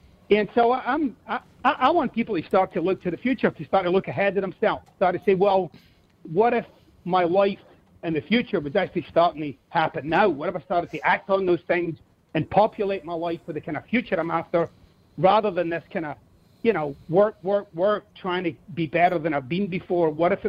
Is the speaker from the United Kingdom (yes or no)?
yes; Glasgow, Scotland, United Kingdom; Yeah, I'm from Glasgow. I never liked Ayrshire. The people are weird.